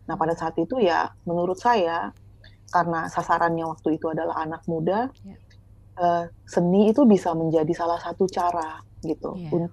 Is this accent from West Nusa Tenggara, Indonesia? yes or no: yes; West Nusa Tenggara, Indonesia; mungkin sudah cukup lebih maju gitu ya daripada di daerah saya di Sumbawa. Dan ketika saya balik kampung lagi